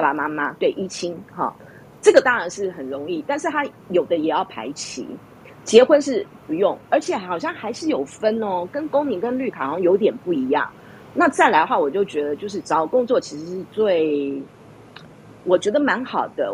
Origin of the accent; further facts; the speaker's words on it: Taiwan; now in United States; 我们台湾人不用排期